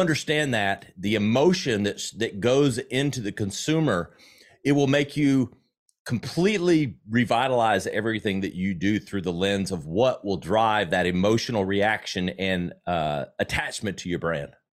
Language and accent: English; South Carolina, United States; accent: Southern; I grew up in South Carolina